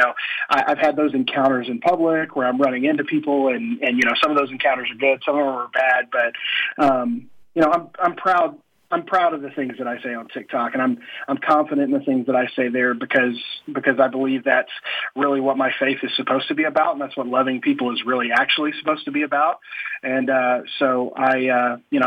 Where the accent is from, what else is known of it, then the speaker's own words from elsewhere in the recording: Oklahoma, United States; I'm this pastor from Oklahoma who drives a 4x4 pickup and wears boots